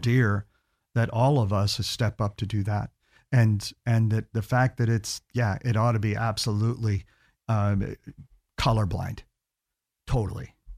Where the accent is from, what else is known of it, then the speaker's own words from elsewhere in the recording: Key West, Florida, United States; also born or lived in Gainesville; now in Orlando, United States; I grew up in Key West